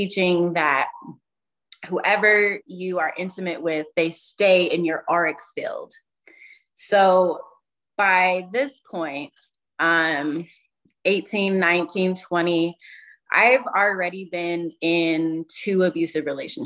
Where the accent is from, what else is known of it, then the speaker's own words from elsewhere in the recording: Utah, United States; I'm from Utah. It's mostly Mormon culture